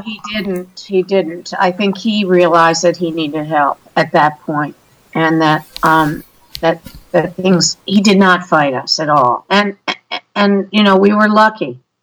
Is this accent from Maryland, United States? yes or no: yes; Maryland, United States; we're from Maryland